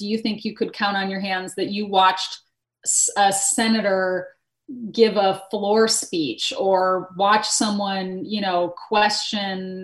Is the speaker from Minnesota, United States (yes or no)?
yes; Minnesota, United States; moved away as an adult; also born or lived in North Carolina; growing up in Minnesota